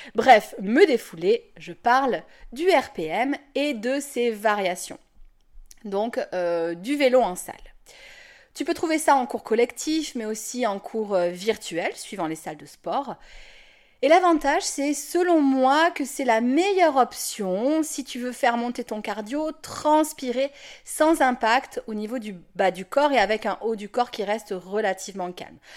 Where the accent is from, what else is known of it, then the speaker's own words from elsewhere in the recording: Toulon, Provence-Alpes-Côte d'Azur, France; moved away; je vais déménager à, Toulon. Et outre le fait de revenir dans ma région natale et de me rapprocher de ma famille